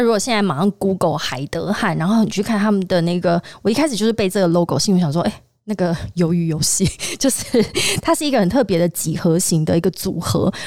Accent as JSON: {"language": "Chinese", "region": "Tainan", "country": "Taiwan", "said": "我身为台南人"}